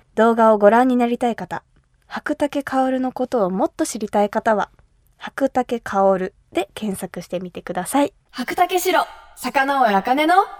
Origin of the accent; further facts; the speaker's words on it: Kumamoto, Japan; 私が生まれ育った熊本